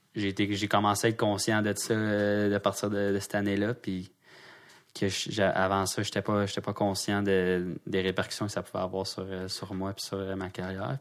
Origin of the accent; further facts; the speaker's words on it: Quebec, Canada; je suis québécois